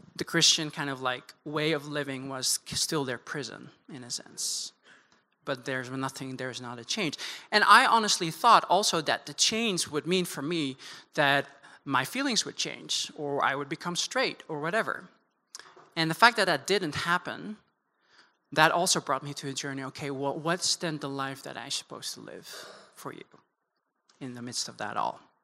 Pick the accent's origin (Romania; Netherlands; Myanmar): Netherlands; moved away as an adult; also born or lived in Amsterdam; now in United States; born and raised in the Netherlands